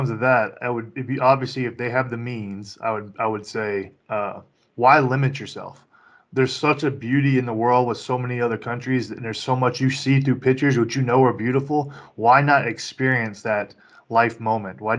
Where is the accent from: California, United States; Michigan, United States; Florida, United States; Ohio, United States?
Florida, United States; also born or lived in Kentucky / Louisiana; Because I grew up multiple places in Florida. I grew up in Florida, uh, in Kentucky. I also grew up in Louisiana.